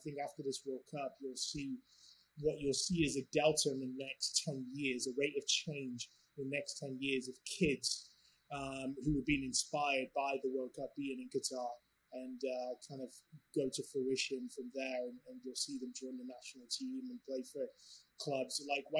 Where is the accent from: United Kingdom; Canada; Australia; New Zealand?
United Kingdom; England; So growing up in England, obviously went to school, and between the ages 16 and 18, I played for the academy of a professional club.